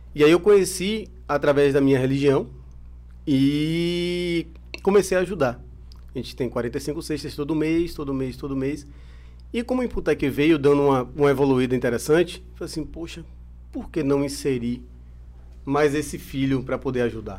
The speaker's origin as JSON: {"language": "Portuguese", "country": "Brazil", "said": "eu sou brasileiro"}